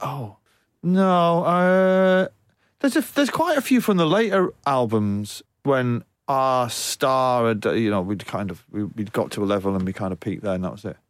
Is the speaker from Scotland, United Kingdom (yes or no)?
no; Manchester, North West England, United Kingdom; my hometown in Manchester